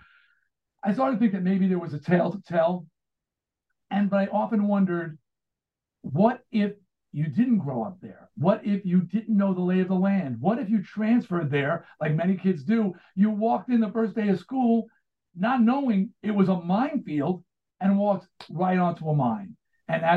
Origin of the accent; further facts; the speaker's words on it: Baldwin, New York, United States; I grew up in Baldwin, Long Island